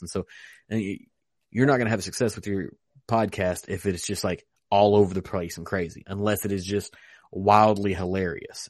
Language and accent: English; Western Kentucky, United States; I'm from Western Kentucky